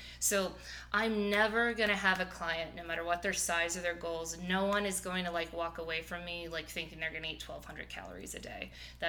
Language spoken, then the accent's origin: English; Midwest, United States; I mean, I'm a big meat eater. We're both from the Midwest.